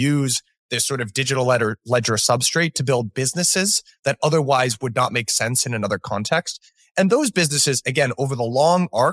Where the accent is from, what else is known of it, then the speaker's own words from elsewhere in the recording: United States; a relatively young person growing up in America